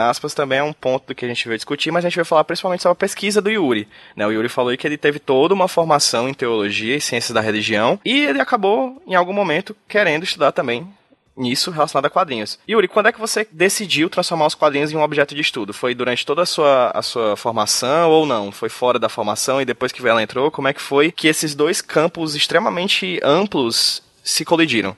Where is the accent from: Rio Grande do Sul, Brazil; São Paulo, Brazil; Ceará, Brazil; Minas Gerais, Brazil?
Ceará, Brazil; Hoje eu estou aqui no Ceará, minha terrinha